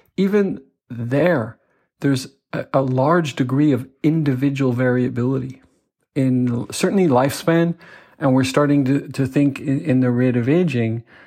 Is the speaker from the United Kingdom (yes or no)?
yes; Belfast, Northern Ireland, United Kingdom; moved away as an adult; also born or lived in Manchester; I grew up in Belfast in the north of Ireland in the you know the the 80s